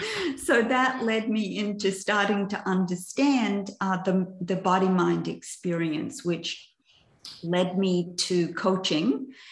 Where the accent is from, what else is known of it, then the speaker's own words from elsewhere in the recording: Cooranbong, New South Wales, Australia; also born or lived in Perth; I was born in Perth in Western Australia. And my dad decided when I was 6 years of age to become a preacher, right? So we moved from Western Australia to this little town in New South Wales called Currumbong.